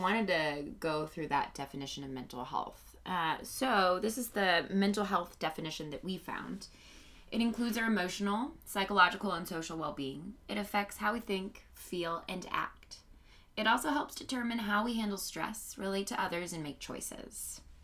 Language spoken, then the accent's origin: English; Indianapolis, Indiana, United States; moved away as an adult; also born or lived in New York; now in Los Angeles, United States; I'm from Indianapolis.